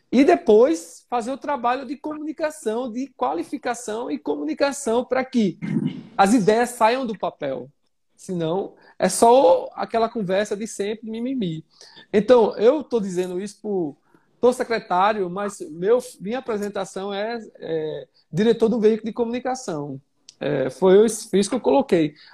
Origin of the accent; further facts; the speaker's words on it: Gravatá, Pernambuco, Brazil; Eu sou de Gravatar, todo mundo sabe, a revista nasceu lá.